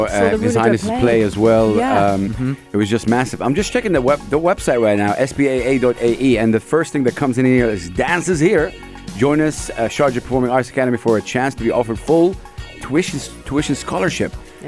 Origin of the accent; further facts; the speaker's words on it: Saudi Arabia; now in United Arab Emirates; I'm from Saudi Arabia.